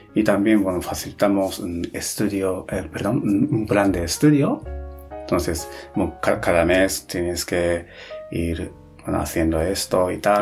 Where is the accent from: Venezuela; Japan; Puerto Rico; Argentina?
Japan; Spanish is a second language; moved away as an adult; also born or lived in Spain / Netherlands; soy japonés